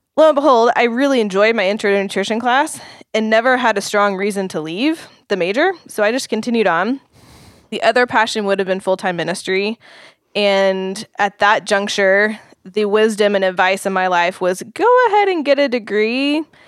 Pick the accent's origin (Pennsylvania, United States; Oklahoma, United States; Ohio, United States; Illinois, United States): Oklahoma, United States; I grew up in Oklahoma